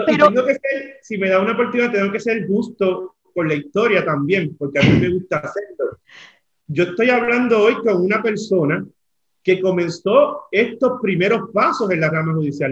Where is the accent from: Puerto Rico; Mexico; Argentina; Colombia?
Puerto Rico; Aibonito; moved away as an adult; now in San Juan, Puerto Rico; en Aybonito, de donde yo vengo